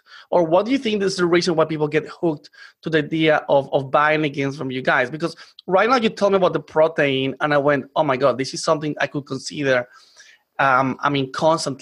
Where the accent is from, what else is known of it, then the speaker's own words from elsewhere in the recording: Colombia; moved away; I come from Colombia